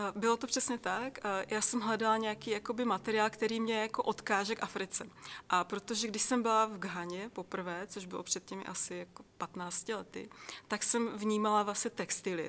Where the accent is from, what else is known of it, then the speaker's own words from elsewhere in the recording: Czechia; já jsem se narodila v České republice